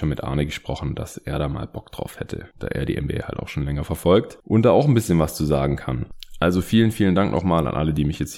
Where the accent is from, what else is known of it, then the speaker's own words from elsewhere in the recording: Stuttgart, Baden-Württemberg, Germany; Hey, Grüße aus meiner alten Heimat.